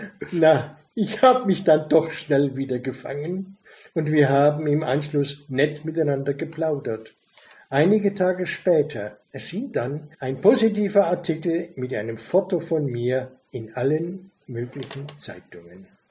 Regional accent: Weißbach, Bavaria, Germany; ich bin in einem kleinen Röndorf aufgewachsen in Weißbach

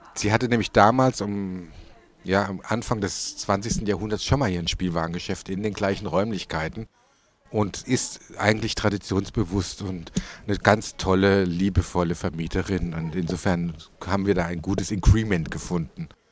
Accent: Tauberbischofsheim, Baden-Württemberg, Germany; now in Würzburg, Germany; wir kommen doch aus Tauber Bischofsheim

